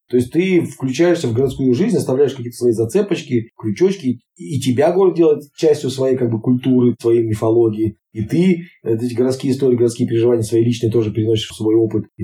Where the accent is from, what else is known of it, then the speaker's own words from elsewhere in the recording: Izhevsk, Udmurt Republic, Russia; born there; also born or lived in Kuznetsk / Penza / Saint Petersburg / Moscow; now in Kaliningrad, Russia; Я, например, там родился в Ижевске, долгое время жил в Кузнецке, потом в Пензе, потом в Петербурге, в Москве, Казани, в Севастополе, ну и теперь живут, например, там, в Калининграде